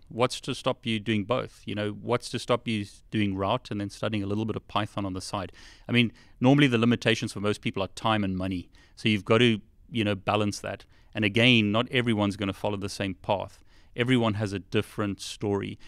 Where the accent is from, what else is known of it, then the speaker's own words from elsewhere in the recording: South Africa; now in United Kingdom; I originally was born in South Africa, or was, I grew up in South Africa